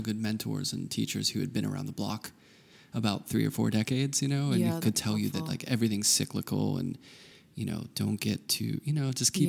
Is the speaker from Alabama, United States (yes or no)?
no; Pittsburgh, Pennsylvania, United States; Like, I always feel when I grew up in Pittsburgh, and when I go out west, there's something nice about it.